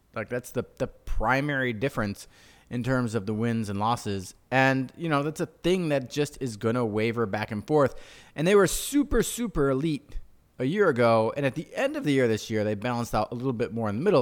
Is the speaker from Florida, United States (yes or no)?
no; Chicago, Illinois, United States; we're from Chicago